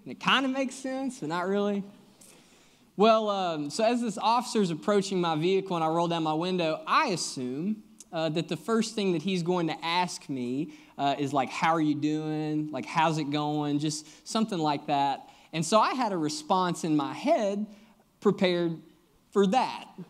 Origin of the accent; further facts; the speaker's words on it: Kentucky, United States; moved away as an adult; also born or lived in Nashville, Tennessee; now in Lexington, United States; I'm actually originally from Kentucky, but have been down in Nashville the last seven years